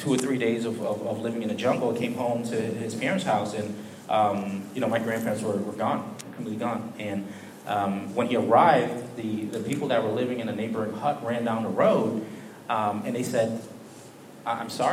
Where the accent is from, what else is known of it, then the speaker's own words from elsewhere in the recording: Bridgeport, Connecticut, United States; moved away as an adult; also born or lived in Philippines; now in Boston, United States; I am originally from Connecticut, Bridgeport, Connecticut, Southern Connecticut. Moved up to Boston about 6 years ago